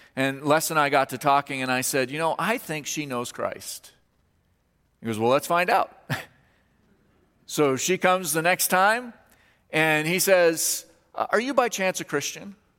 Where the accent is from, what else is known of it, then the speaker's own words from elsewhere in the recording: Kansas, United States; moved away; I'm from Kansas